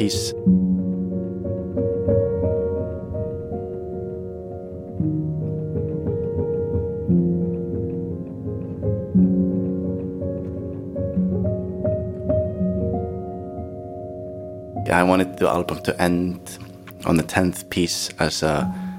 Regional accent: Iceland; we're Irish and Norwegian or Norse. And that's the difference between Icelandic people and, for example, maybe Norwegians or Finland.

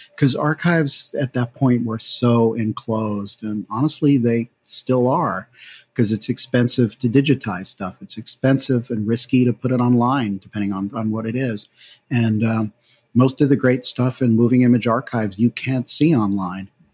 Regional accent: New Haven, Connecticut, United States; moved away as an adult; also born or lived in California; I grew up in New Haven, Connecticut

